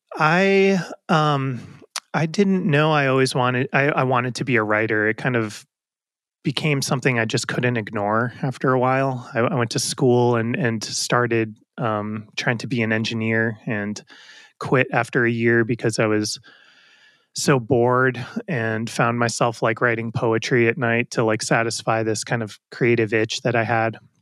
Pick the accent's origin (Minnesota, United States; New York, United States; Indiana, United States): New York, United States; Westchester County; also born or lived in Brooklyn, New York; I grew up in New York, and, um, in, I was born in Brooklyn and, uh, lived in a couple different places in Westchester County, just north of the city growing up